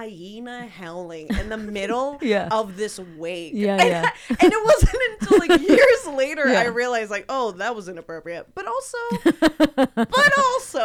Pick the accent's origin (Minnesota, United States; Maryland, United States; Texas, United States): Texas, United States; now in Los Angeles, United States; I love Texas. I'm glad I grew up there